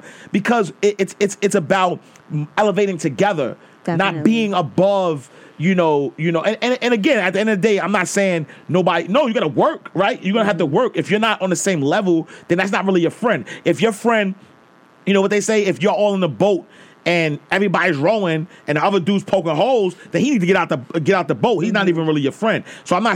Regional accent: New York City, New York, United States; I grew up in Harlem

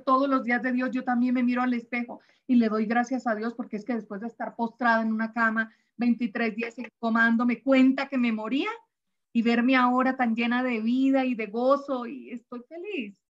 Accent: Caribbean coast, Caribbean Region, Colombia; como costeña que soy

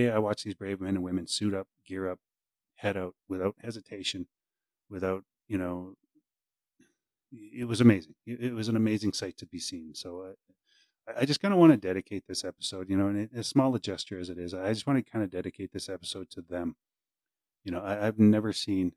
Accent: Saskatchewan, Canada; now in British Columbia, Canada; I'm originally from Saskatchewan

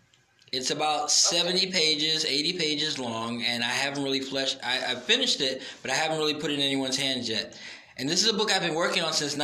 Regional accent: Brooklyn, New York, United States; I was a small kid growing up in Brooklyn. I needed something other than just run.

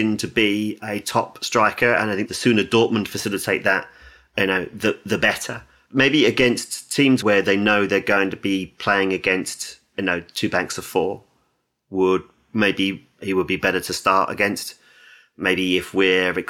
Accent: England, United Kingdom; as an Englishman

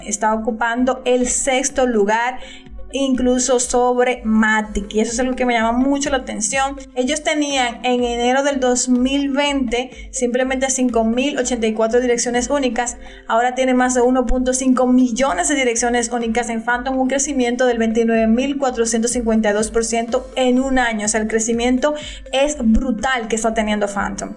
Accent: Dominican Republic; de República Dominicana

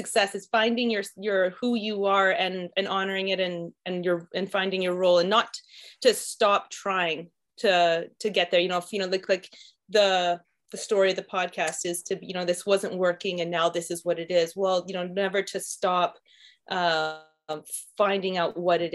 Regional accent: Saskatchewan, Canada; moved away as an adult; the way I grew up in Saskatchewan

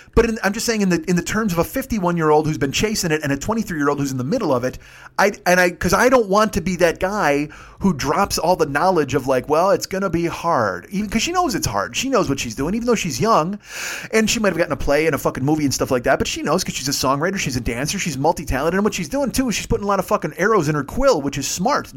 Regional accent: Chicago, Illinois, United States; moved away as an adult; I'm from Chicago

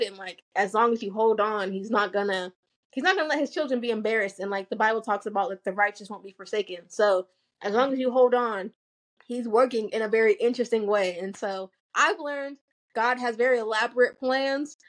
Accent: United States; also born or lived in Nigeria; a lot of us are immigrants and our parents like to do things the way that they did it in Nigeria. But then you have us who are like growing up in America

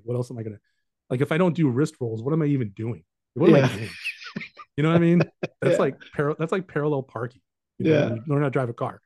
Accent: Southern California, United States; I'm from Southern California.

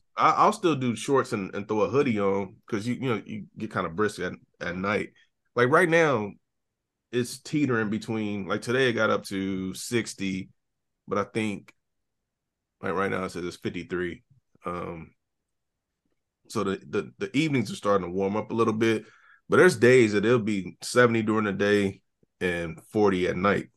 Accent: Ohio, United States; moved away as an adult; now in Nashville, United States; I haven't lived in Ohio in eight years

